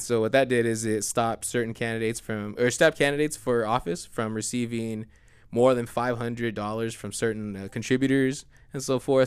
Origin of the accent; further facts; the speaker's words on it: United States; as an American.